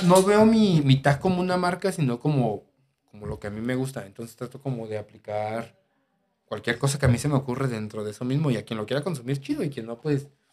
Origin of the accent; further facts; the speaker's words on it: Guadalajara, Jalisco, Mexico; yo que soy de aquí de Guadalajara